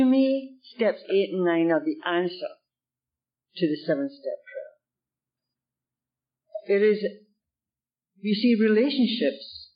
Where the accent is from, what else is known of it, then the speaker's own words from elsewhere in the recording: United Kingdom; now in Canada; I'm from the UK